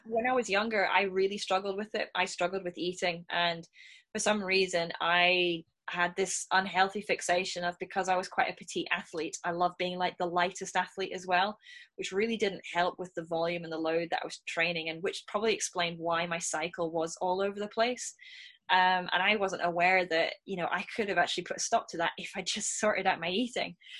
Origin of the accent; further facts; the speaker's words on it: Scotland, United Kingdom; me being a Scot